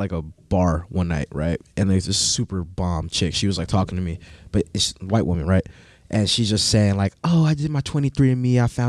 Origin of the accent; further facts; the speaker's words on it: Long Beach, California, United States; also born or lived in Artesia, California / Los Alamitos, California / Colorado; I grew up in Artesia with my mother and then Long Beach with my father.